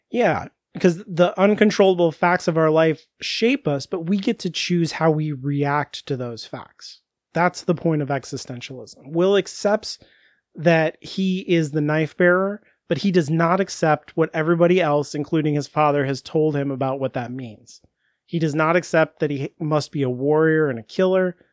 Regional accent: United States; I'm American.

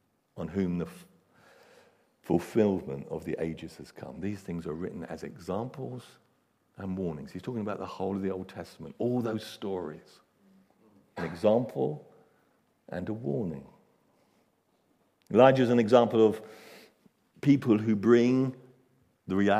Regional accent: England, United Kingdom; we're English

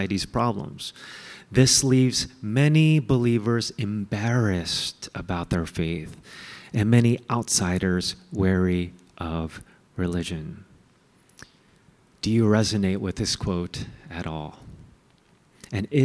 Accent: United States; I hated being Asian American

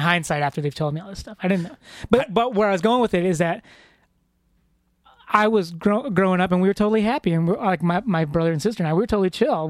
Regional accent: Chicago, Illinois, United States; I grew up, I'm first generation here in America, and I was born in Chicago

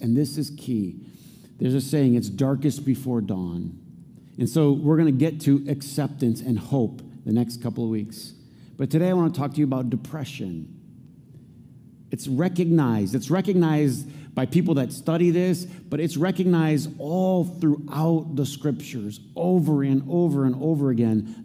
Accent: Flint, Michigan, United States; growing up in Flint

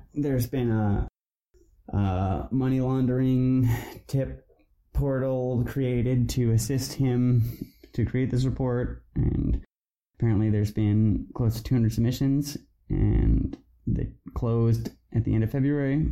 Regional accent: British Columbia, Canada; we, as British Columbians

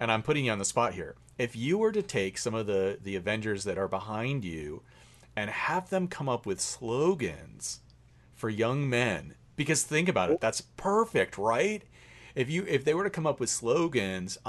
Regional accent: United States; as an American male

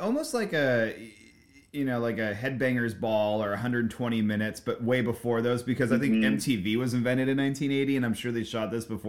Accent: Los Angeles County, California, United States; growing up in Los Angeles County

